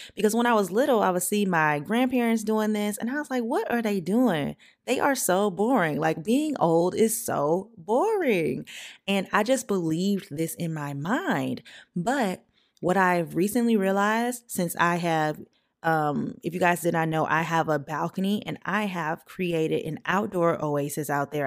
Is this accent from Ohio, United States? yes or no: no; St. Francisville, Louisiana, United States; I grew up in St. Francisville, Louisiana, very, very small town, population of like 4,000 people